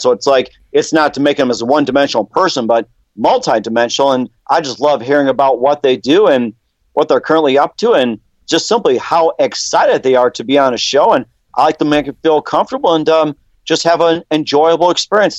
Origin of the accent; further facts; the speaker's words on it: Milwaukee, Wisconsin, United States; now in North Dakota, United States; I was born in Milwaukee